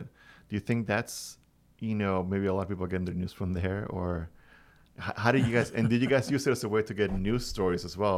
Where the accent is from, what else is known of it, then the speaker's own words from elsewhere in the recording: Venezuela; also born or lived in Miami / Los Angeles / Orlando; now in Cornwall, United States; I come from Venezuela, a different country.